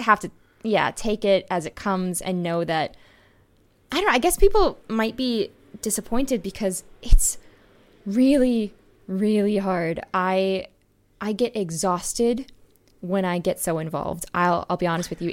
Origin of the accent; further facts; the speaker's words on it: Wisconsin, United States; Wisconsin has a new governor, my home state